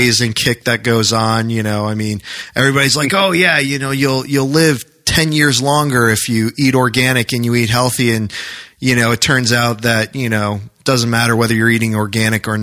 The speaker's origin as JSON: {"language": "English", "region": "New Hampshire", "country": "United States", "tie": "born or raised there", "moved": "as an adult", "lives_now": "Maryland, United States", "said": "growing up in New Hampshire"}